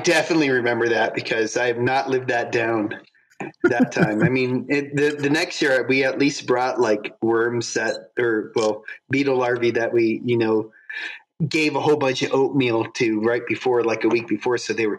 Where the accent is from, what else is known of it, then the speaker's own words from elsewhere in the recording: Florida, United States; also born or lived in Ohio / North Carolina; No, I was born in Ohio, but I only lived there for, like, 2 years before we moved down to North Carolina. And then my dad kept working in banking. And so he kept getting promoted. So he moved down to Florida.